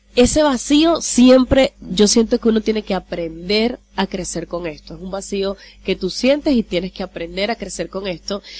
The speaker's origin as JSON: {"language": "Spanish", "town": "Maracaibo", "region": "Zulia", "country": "Venezuela", "tie": "born or raised there", "also_born_or_lived": "Bonaire", "accent": "maracucha", "moved": "as an adult", "lives_now": "Curaçao", "said": "nací en Maracaibo y bueno, yo me crié prácticamente en Maracaibo toda mi vida hasta los 17 años"}